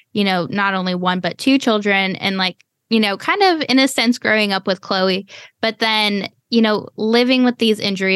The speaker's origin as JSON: {"language": "English", "region": "the South", "country": "United States", "tie": "born or raised there", "also_born_or_lived": "Ohio", "said": "the majority of my life has been in the South"}